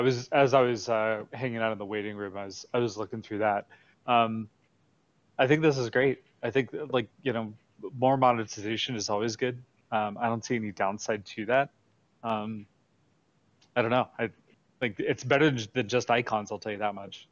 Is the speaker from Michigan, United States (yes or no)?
no; San Francisco Bay Area, California, United States; now in Irvine, United States; my roots of the uh, San Francisco Bay Area